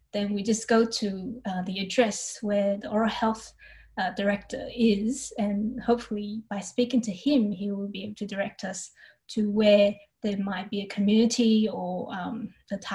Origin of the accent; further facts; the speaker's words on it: Brisbane, Queensland, Australia; I'm from Brisbane, Australia, and the state that Brisbane is in is Queensland